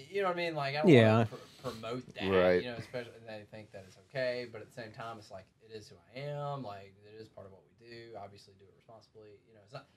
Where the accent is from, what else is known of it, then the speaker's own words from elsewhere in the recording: Central Alabama, United States; moved away; Where I grew up in Central Alabama, most people did not drink